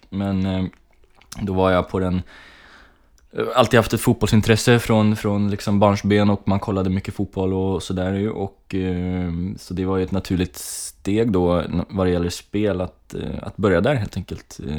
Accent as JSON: {"language": "Swedish", "town": "Kalmar", "region": "Kalmar County", "country": "Sweden", "tie": "born or raised there", "also_born_or_lived": "Gotland", "lives_now": "Gothenburg, Sweden", "said": "Eh, och eh, ja, jag är uppväxt i Kalmar. Jag flyttade till, eh, med min familj till Kalmar när jag var tio år. Eh, vi kom från eh, Gotland."}